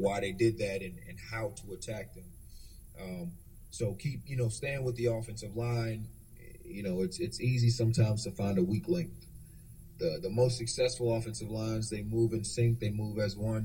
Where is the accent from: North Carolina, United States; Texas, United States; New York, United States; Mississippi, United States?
North Carolina, United States; moved away as an adult; also born or lived in Delaware; I grew up in North Carolina